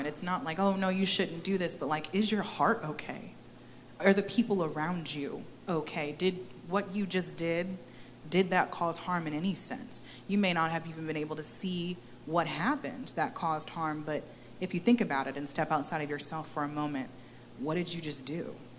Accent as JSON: {"language": "English", "region": "Texas", "country": "United States", "tie": "born or raised there", "also_born_or_lived": "Maryland", "moved": "as an adult", "said": "I was born and raised here in Texas"}